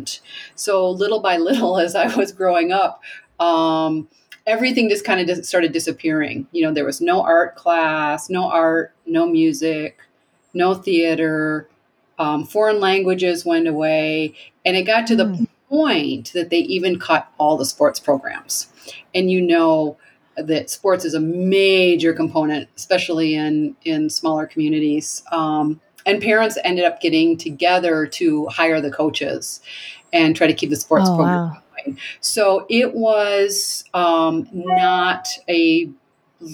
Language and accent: English; Montague, Michigan, United States; also born or lived in New York City; now in Abiquiú, United States; I was born in Michigan in also a small town called Montague, which was right on Lake Michigan.